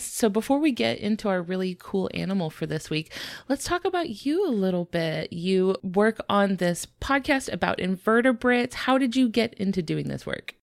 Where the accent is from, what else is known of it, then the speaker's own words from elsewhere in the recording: United States; I, as well as a lot of our listeners, are from the United States